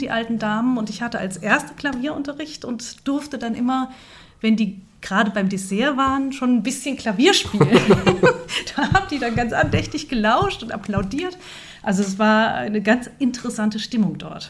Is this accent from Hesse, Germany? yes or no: yes; Fulda, Hesse, Germany; also born or lived in Kassel; Ich bin gerne in Fulda aufgewachsen und wie man sieht, auch wieder hierher zurückgekommen